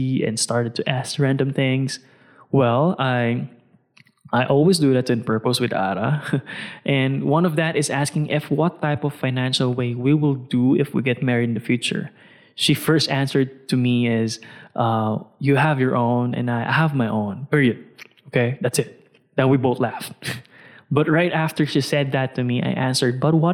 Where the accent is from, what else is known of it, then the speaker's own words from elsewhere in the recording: Philippines; I'm a Filipino